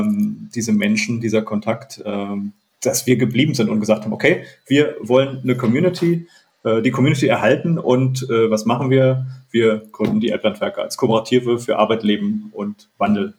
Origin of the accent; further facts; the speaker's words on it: Prignitz area, Brandenburg, Germany; moved away; ich komme ja aus der Gegend hier